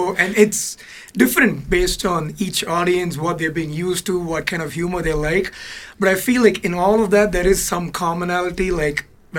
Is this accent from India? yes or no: yes; India; moved away as an adult; now in Chicago, United States; So I was obviously born and brought up in India